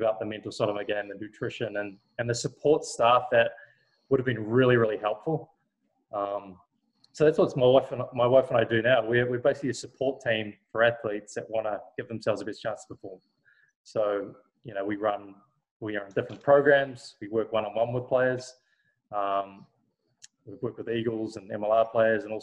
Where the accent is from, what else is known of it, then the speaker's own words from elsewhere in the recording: Thames, Waikato, New Zealand; moved away; In my hometown in New Zealand, which is on the Coromandel Peninsula